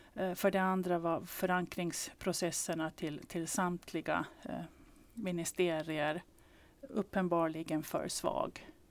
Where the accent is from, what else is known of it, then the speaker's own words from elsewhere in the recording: Åland Islands; som ålänning